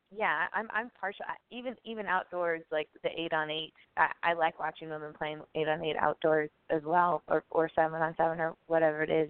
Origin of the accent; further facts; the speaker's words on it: Chicago, Illinois, United States; now in Milwaukee, United States; I'm from Chicago.